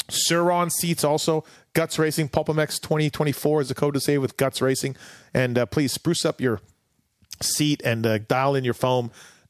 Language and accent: English; Canada; So I remember too, like obviously growing up in Canada, we have football stadiums, but they're, you know, they're CFL stadiums.